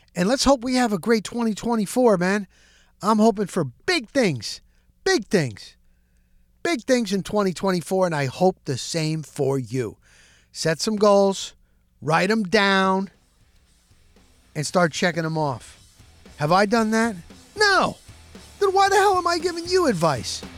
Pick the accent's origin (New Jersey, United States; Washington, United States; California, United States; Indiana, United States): New Jersey, United States; I grew up in New Jersey